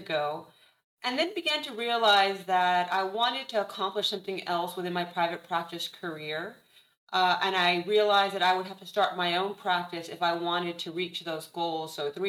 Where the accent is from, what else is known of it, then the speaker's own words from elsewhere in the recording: Mission, Texas, United States; moved away as an adult; also born or lived in Houston, Texas; now in San Antonio, United States; So I'm actually originally from the Rio Grande Valley, Mission, Texas, right in the border between Texas and Mexico. Did my undergraduate training down there and then moved to Houston